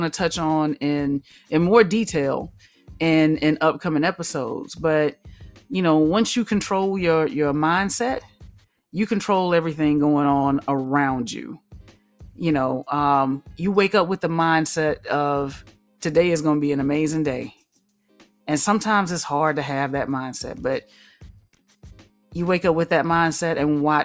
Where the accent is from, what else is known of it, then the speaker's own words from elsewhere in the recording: the South, United States; I am from the South